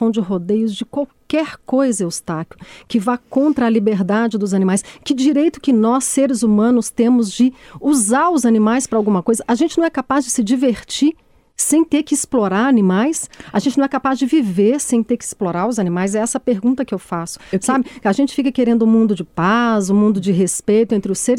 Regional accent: Caeté, Minas Gerais, Brazil; Caeté, que eu sou de Caeté, eu sou presidente da ONG de Caeté, eu luto contra o rodeio lá desde 2012

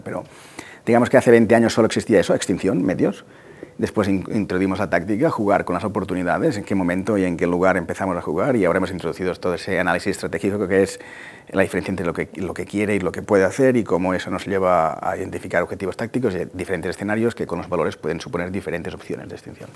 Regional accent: Tarragona, Catalonia, Spain; yo soy de Tarragona

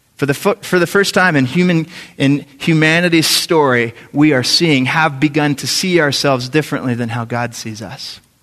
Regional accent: San Antonio, Texas, United States; I grew up in San Antonio, Texas

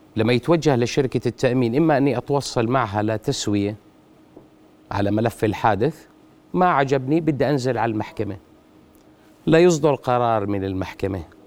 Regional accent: Jordan; عندنا بالاردن 23 شركه تامين

